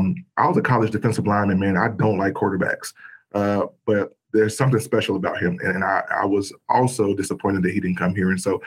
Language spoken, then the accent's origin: English; Chicago, Illinois, United States; I grew up in Chicago